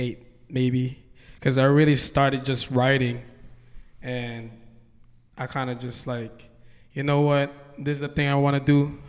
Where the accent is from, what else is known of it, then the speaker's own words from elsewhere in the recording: Hawaii, United States; I'm from Hawaii, and yeah, I've been doing music in Hawaii.